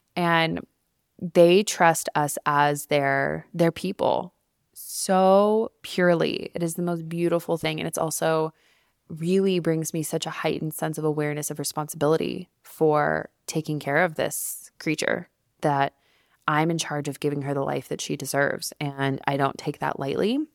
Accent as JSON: {"language": "English", "town": "Albuquerque", "region": "New Mexico", "country": "United States", "tie": "born or raised there", "also_born_or_lived": "New York City", "moved": "yes", "lives_now": "Denver, United States", "said": "back in my hometown in Albuquerque, New Mexico"}